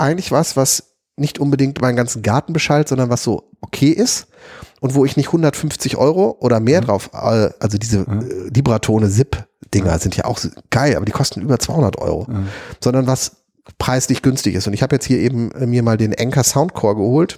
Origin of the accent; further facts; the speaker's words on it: Wuppertal, North Rhine-Westphalia, Germany; bei uns in Wuppertal